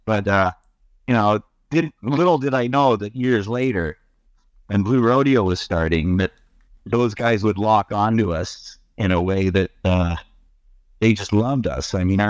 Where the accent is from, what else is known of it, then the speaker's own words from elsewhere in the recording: Toronto, Ontario, Canada; also born or lived in Halifax, Nova Scotia; I grew up in Toronto